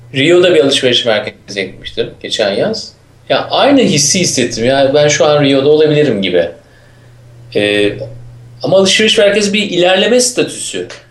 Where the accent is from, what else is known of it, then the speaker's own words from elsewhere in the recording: Istanbul, Turkey; ben İstanbul'luyum